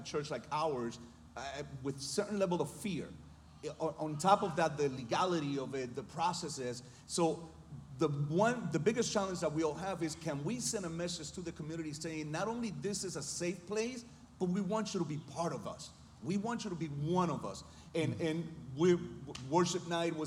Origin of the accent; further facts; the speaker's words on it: Chicago, Illinois, United States; also born or lived in Puerto Rico; I was born in Puerto Rico, raised in Chicago within the Spanish community